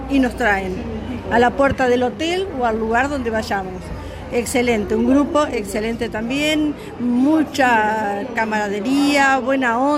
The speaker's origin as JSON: {"language": "Spanish", "town": "San Nicolás", "region": "Buenos Aires Province", "country": "Argentina", "said": "Eh, San Nicolás."}